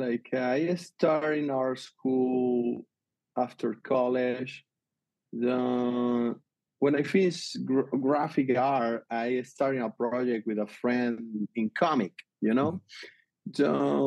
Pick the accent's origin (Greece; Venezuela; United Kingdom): Venezuela; English is a second language; moved away; I grew up in Venezuela.